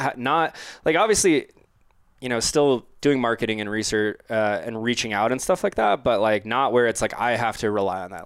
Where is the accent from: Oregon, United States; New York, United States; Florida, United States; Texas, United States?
Florida, United States; Orlando; I'm from Orlando